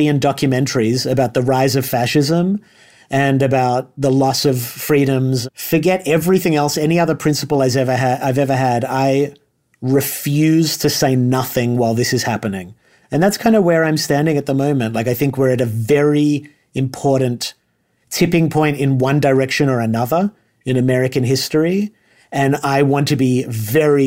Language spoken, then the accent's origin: English; Australia; moved away as an adult; because I'm an immigrant, I'm Australian, and I've lived here since I was 18